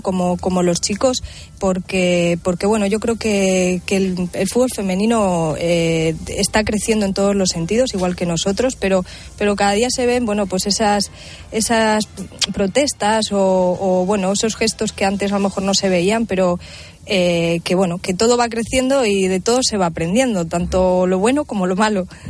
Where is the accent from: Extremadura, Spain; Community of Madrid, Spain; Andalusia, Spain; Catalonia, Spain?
Extremadura, Spain; Villamesías; yo soy del equipo de mi pueblo, de Villa Mesías